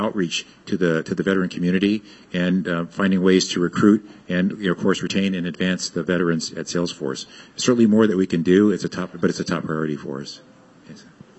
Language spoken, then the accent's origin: English; Fort Sill, Oklahoma, United States; born there; And so I was born in Fort Sill, Oklahoma.